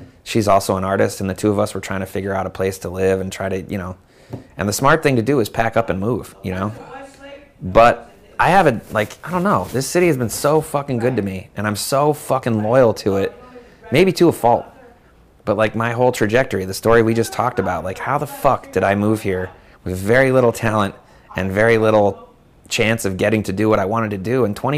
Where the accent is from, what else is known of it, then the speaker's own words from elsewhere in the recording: San Francisco, California, United States; you know, when you meet somebody older and you're like, I'm from San Francisco.